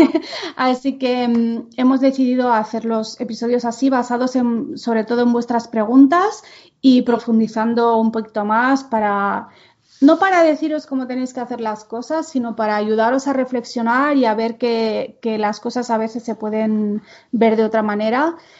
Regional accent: Menorca, Balearic Islands, Spain; first language Catalan; Spanish is a second language; moved away; also born or lived in Barcelona; en donde yo nací, en Menorca, eh, todo el mundo es bilingüe, pero básicamente el idioma es el catalán. O sea, yo no me imagino hablándole a mi madre en castellano

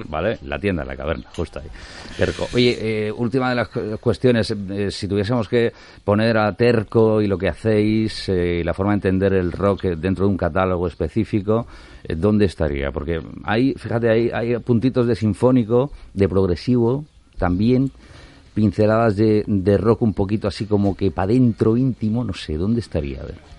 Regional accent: Almería, Andalusia, Spain; Almería, nuestra tierra

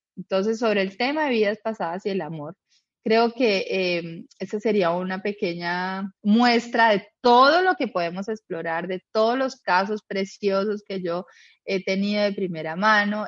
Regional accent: Colombia; now in Uruguay; yo soy de Colombia, en este momento estoy en Uruguay

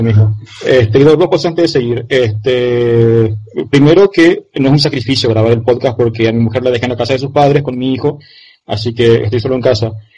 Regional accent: Argentina; now in Paraguay; vivo en Paraguay, soy argentino

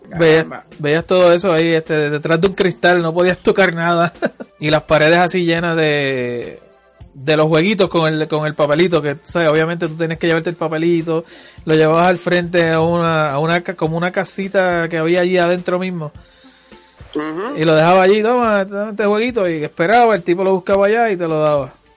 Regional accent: Puerto Rico; born or raised there

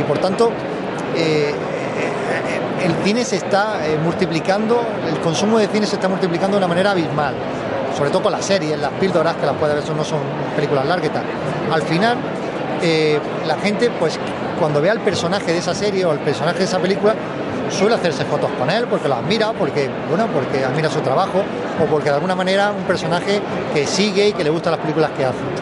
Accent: Almería, Andalusia, Spain; por cómo somos los almerienses

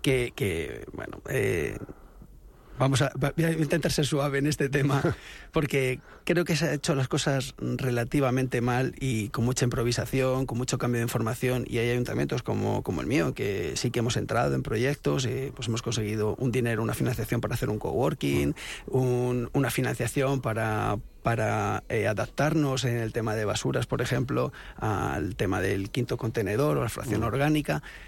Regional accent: Los Molinos, Community of Madrid, Spain; soy nacido en Madrid, pero desde los seis años, eh, vivo en Los Molinos

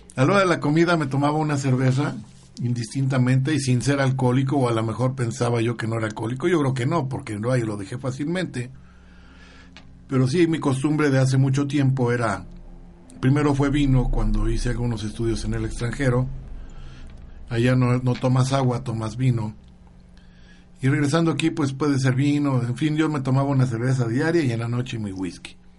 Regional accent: Guadalajara, Jalisco, Mexico; cuando era niño yo vivía en Guadalajara, Jalisco

